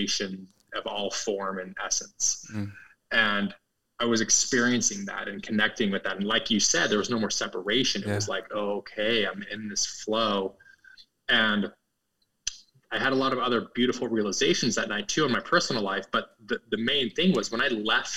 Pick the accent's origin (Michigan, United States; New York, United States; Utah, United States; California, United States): Utah, United States; growing up in Utah, where I grew up as a, you know, Christian, conservative, upper middle class, white neighborhood